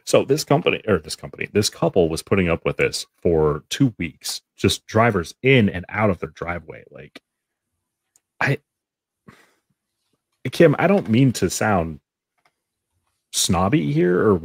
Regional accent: Washington, United States; my home state of Washington

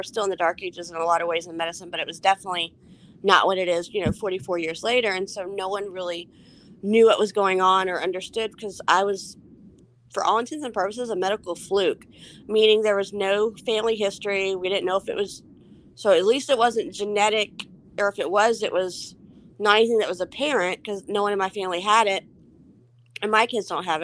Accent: Houston, Texas, United States; now in Louisiana, United States; I was born in 1978 in Houston. I'm a Texas girl, even though I live in Louisiana

